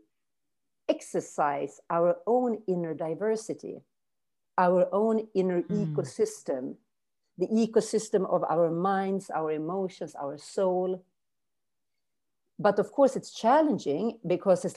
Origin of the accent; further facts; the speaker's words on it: Umeå, Västerbotten County, Sweden; English is a second language; moved away as an adult; also born or lived in New Orleans, United States / California, United States / Brazil / Germany; Umeå is my hometown where I live now